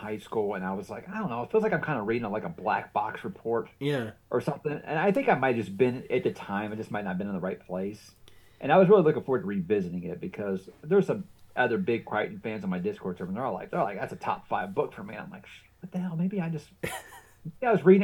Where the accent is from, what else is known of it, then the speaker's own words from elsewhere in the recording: Atlanta, Georgia, United States; I was born in Atlanta